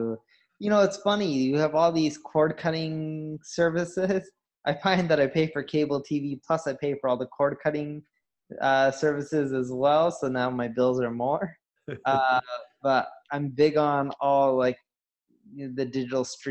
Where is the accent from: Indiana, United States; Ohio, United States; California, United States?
California, United States; Southern; also born or lived in Seattle; I grew up in Southern California.